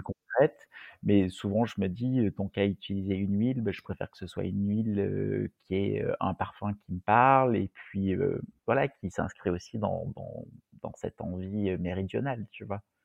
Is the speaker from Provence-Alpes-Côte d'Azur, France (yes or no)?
yes; Marseille, Provence-Alpes-Côte d'Azur, France; en tant que Marseillais